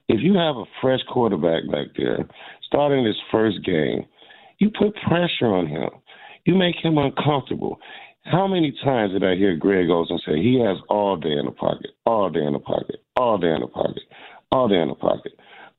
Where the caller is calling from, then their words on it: Fort Lauderdale, Florida, United States; I'm in the beautiful state of Fort Lauderdale, Florida, but the game is pretty ugly today.